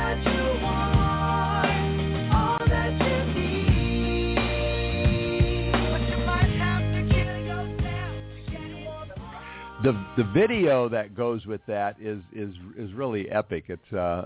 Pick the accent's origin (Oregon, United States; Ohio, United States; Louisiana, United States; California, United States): California, United States; Los Angeles; my hometown, the city of Los Angeles.